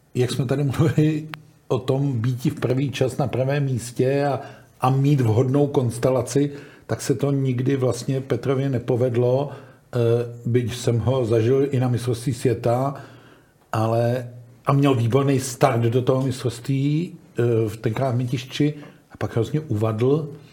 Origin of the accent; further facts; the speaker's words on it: Hradec Králové, Hradec Králové Region, Czechia; jsem jako rodák z Roce Králové